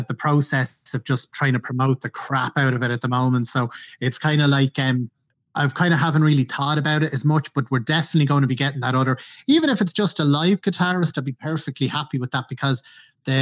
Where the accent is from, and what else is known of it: Ireland